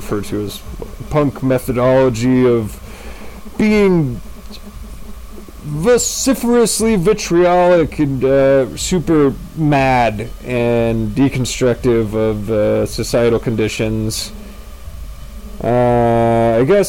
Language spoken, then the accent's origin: English; California, United States